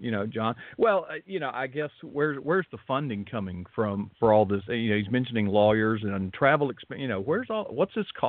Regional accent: Florida, United States; Yeah, I'm from Florida.

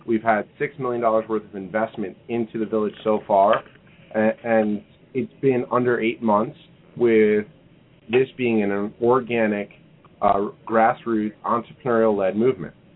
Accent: New York, United States; moved away as an adult; now in Kansas City, United States; I'm originally from New York and and uh, transplanted here almost a decade ago

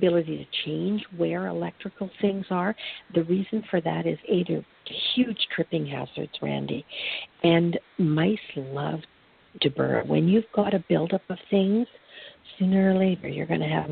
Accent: Canada; I'm from Canada

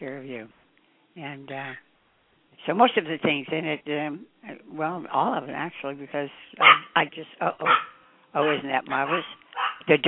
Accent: Taft, California, United States; I was born in Taft, California

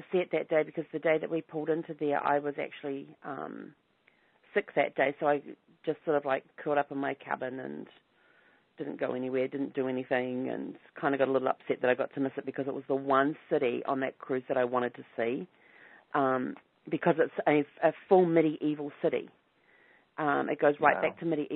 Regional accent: New Zealand; growing up in New Zealand

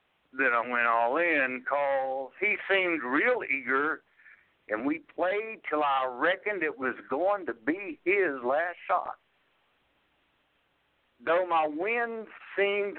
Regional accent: Blacksburg, Virginia, United States; I grew up here in Blacksburg, Virginia. I grew up some teenage years in my early 20s.

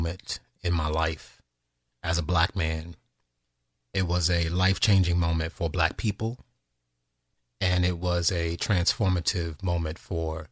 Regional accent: United States; a man who was born and raised in this country

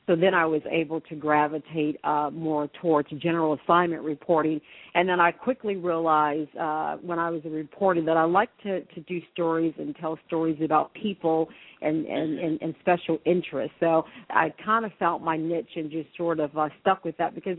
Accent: Washington, District of Columbia, United States; born or raised there

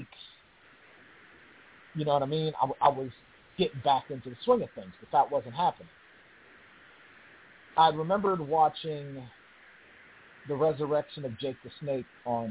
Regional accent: Pittsburgh, Pennsylvania, United States; moved away as an adult; I came back to my hometown, came back to the 412, Pittsburgh, Pennsylvania

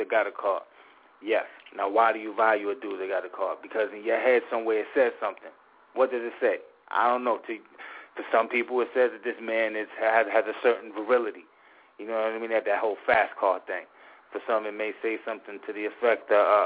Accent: New York, United States; moved away; I'm coming from New York

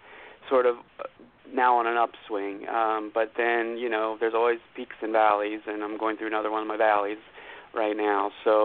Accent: Zanesville, Ohio, United States; I was born in Zanesville. It's a small town outside of Columbus. It's Zanesville, Ohio.

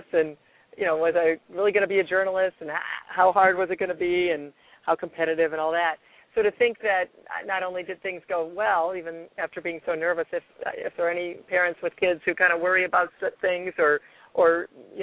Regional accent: Toledo, Ohio, United States; We grew up in Toledo, Ohio, in the suburbs of Toledo

